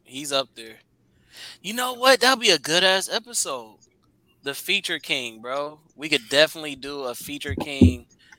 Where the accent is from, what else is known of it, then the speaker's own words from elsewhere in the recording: West Coast, United States; I'm from the West Coast.